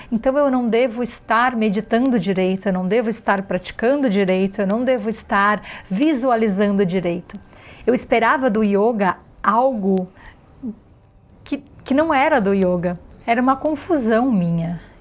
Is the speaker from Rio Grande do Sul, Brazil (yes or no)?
no; Florianópolis, Santa Catarina, Brazil; Eu nasci em Florianópolis num lugar de praias maravilhosas